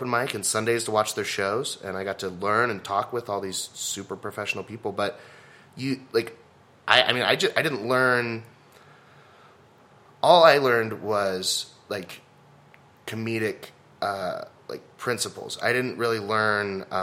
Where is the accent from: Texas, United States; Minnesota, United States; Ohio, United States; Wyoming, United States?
Texas, United States; Southlake; So I was like, oh, I grew up in Southlake. I speak rich